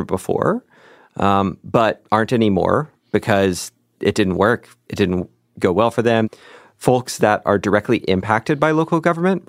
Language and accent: English; Lexington, Kentucky, United States; Growing up in Lexington